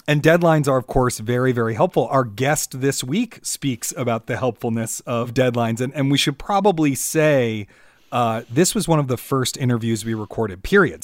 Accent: Washington, District of Columbia, United States; I'm from Washington, D C

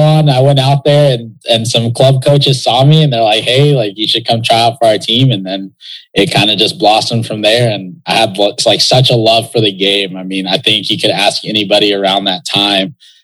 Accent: West Texas, United States; growing up in West Texas

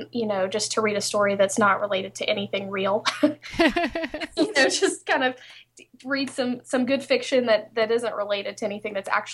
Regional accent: Texas, United States; born there; now in Shreveport, United States; I do criminal defense work in Shreveport, Louisiana. I was born in Texas, but I moved here to Shreveport, so that's kind of what I do.

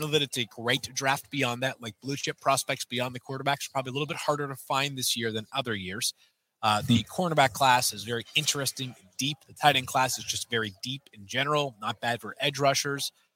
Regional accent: New England, United States; I'm from New England area. I live there. I live in Connecticut now

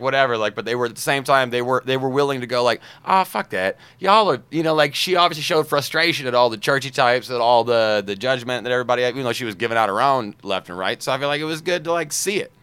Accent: the South, United States; me growing up in the South

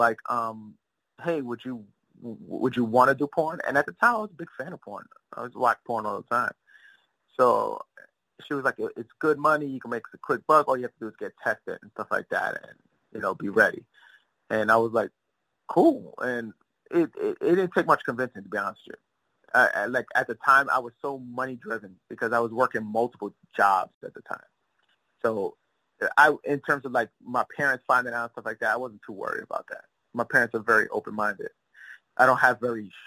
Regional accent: New York City, New York, United States; I was born in Bed-Stuy, Brooklyn, 1980

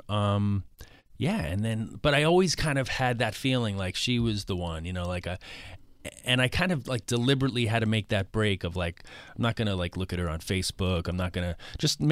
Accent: New York City, New York, United States; I grew up in Queens

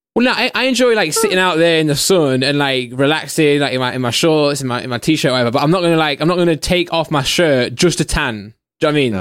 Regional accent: Derbyshire, East Midlands, United Kingdom; I'm from Derbyshire, man. I'm from the countryside

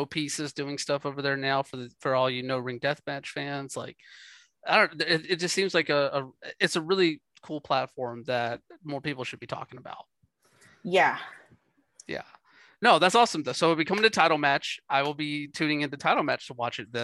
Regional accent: the South, United States; I'm from the South

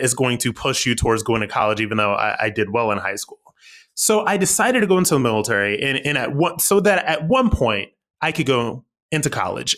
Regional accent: Akron, Ohio, United States; moved away as an adult; I'm from Akron, Ohio.

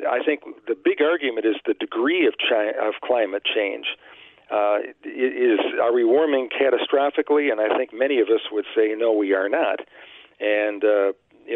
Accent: United States; also born or lived in Gary, Indiana; I grew up in Chicago, Gary, Indiana

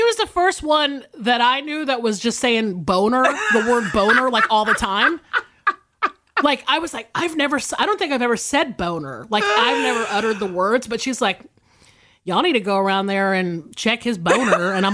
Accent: the South, South Carolina and Georgia, United States; moved away as an adult; also born or lived in Los Angeles, United States; I obviously am from South Carolina and Georgia. I grew up in the South

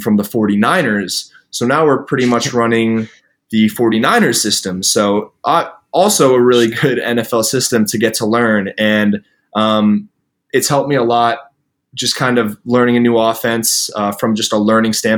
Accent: Connecticut, United States; also born or lived in Boston, Massachusetts; I was born in Boston and I lived in Connecticut growing up.

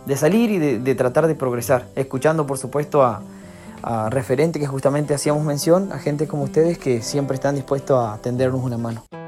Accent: Gancedo, Chaco, Argentina; soy de Gancedo, un pueblo del Chaco

